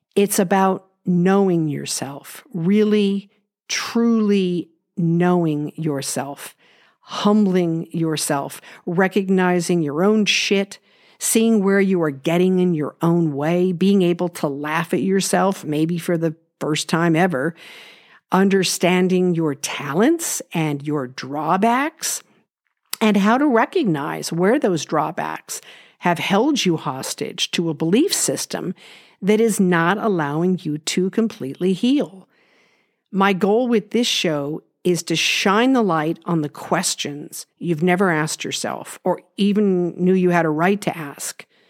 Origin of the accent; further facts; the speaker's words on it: Los Angeles, California, United States; I was born in Los Angeles and grew up in an unconventional family